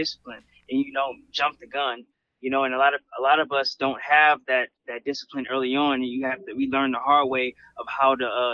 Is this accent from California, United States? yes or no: yes; Carson, California, United States; I grew up in Carson. That's it's Los Angeles County.